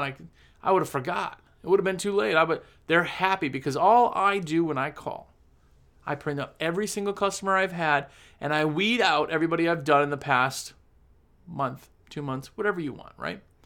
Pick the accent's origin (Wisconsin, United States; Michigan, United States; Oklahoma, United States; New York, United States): Wisconsin, United States; moved away; I'm originally from Wisconsin, had a business there for almost fifteen years